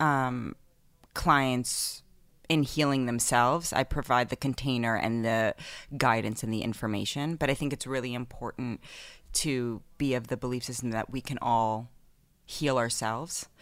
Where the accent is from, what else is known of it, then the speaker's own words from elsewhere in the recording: New York City, New York, United States; I grew up in Manhattan in the eighties and nineties